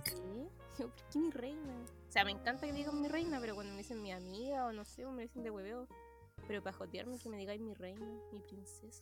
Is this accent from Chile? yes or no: yes; Concepción, Biobío, Chile; soy de Conce